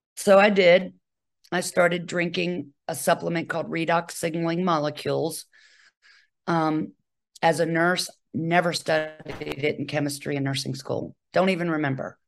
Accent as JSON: {"language": "English", "town": "Charlottesville", "region": "Virginia", "country": "United States", "also_born_or_lived": "Bethesda, Maryland", "moved": "as an adult", "said": "I'm originally from Charlottesville, Virginia"}